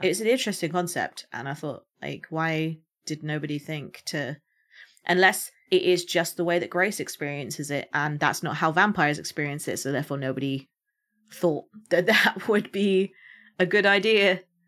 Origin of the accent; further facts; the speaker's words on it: United Kingdom; as a Brit